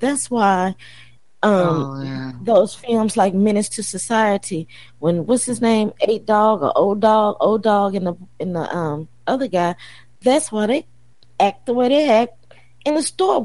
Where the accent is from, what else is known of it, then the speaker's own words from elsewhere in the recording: Tennessee, United States; Tennessee, my home state